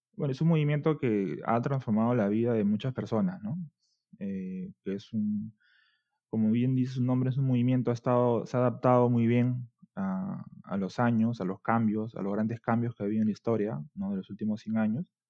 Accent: Lima, Peru; Yo soy de Barranco, distrito, es un distrito bastante turístico en Perú

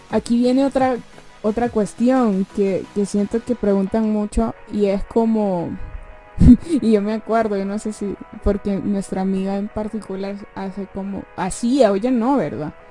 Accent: San Salvador, El Salvador; Nosotros somos de la capital, eso nunca se lo habíamos, yo nunca lo había dicho, yo soy de la capital y él también.

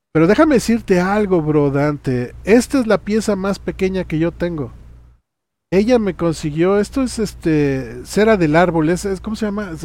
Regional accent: Chiapas, Mexico; moved away; allí en mi tierra, en Chiapas

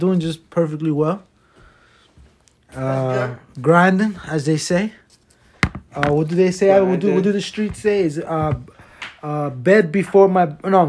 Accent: Passaic County, New Jersey, United States; we're from Jersey, Northeast, Passaic County. is where we reside.

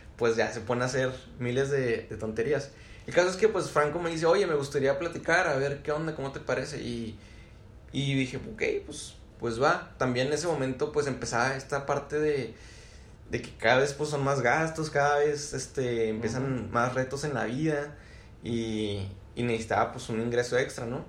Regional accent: Chihuahua, Mexico; soy aquí originario de Chihuahua

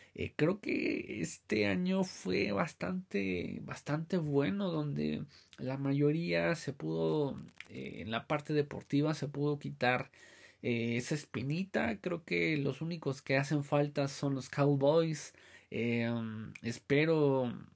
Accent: Mexico; nosotros como mexicanos

